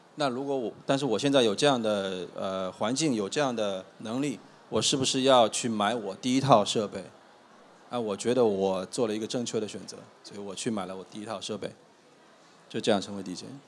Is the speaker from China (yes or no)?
yes; Shanghai, China; 我上海人啊